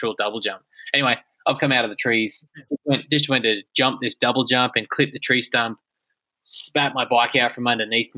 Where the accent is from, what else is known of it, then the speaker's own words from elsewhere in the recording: Australia; my home country